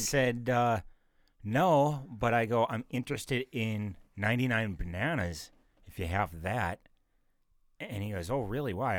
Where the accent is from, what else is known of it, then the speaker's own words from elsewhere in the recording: North Dakota, United States; I'm from North Dakota.